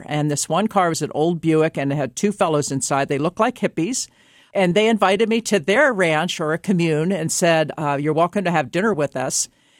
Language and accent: English; Maryland, United States; growing up in Maryland, graduating from high school in 1969